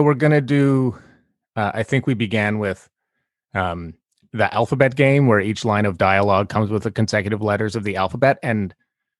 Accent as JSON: {"language": "English", "town": "Summerland", "region": "British Columbia", "country": "Canada", "moved": "yes", "said": "I'm from Summerland"}